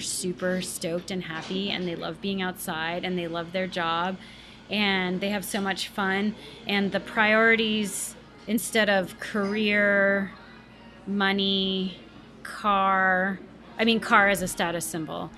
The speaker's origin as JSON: {"language": "English", "country": "Canada", "tie": "born or raised there", "also_born_or_lived": "Chapel Hill, North Carolina", "moved": "as an adult", "said": "I grew up in a you know middle upper middle class family in uh, in between Ottawa and Montreal, up in Canada"}